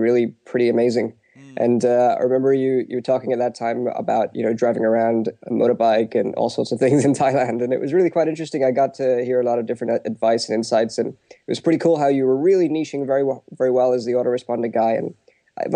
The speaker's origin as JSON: {"language": "English", "country": "United Kingdom", "tie": "born or raised there", "said": "my background is that I'm Indian, but I'm born and brought up in the UK."}